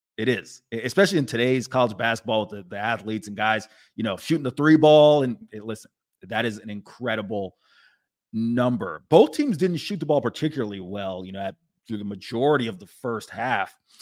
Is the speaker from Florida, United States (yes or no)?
yes; Tampa, Florida, United States; I'm from Tampa